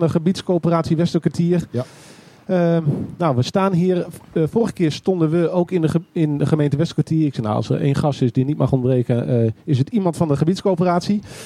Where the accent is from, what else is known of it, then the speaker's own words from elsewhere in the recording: Groningen, Netherlands; Ja, ik ben ook echt een Groninger